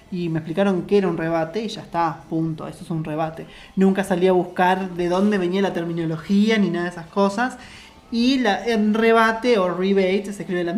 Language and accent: Spanish; Uruguay; now in Montevideo, Uruguay; Acá los montevideanos se hacen los finos y dicen mesada. Y nosotros en mi pueblo decimos fogón.